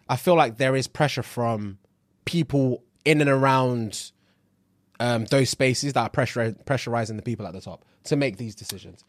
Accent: Nigeria; I'm Nigerian

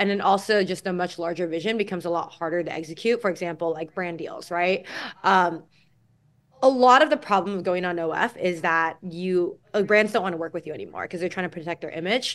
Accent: California, United States; I grew up in California.

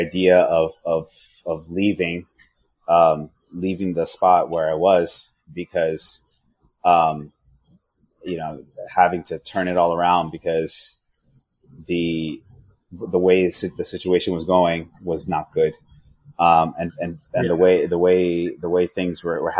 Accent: Yonkers, New York, United States; moved away; So I'm from Yonkers

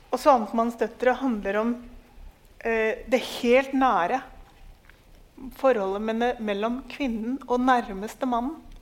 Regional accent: Norway; fordi jeg er en nordmann som alltid har tenkt ja, men hallo, altså du bor i Norge

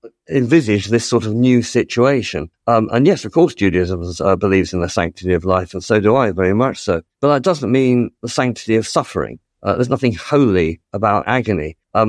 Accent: United Kingdom; But, you know, we're British, and we can have a British system which British MPs legislate for.

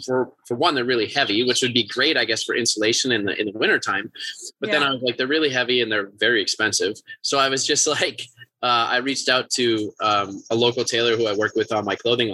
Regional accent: Northern Minnesota, United States; also born or lived in New York; growing up in Northern Minnesota

